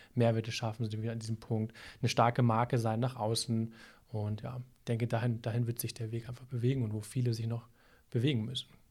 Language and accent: German; Hamburg, Germany; now in Minden-Lübbecke, Germany; das sage ich als Hamburger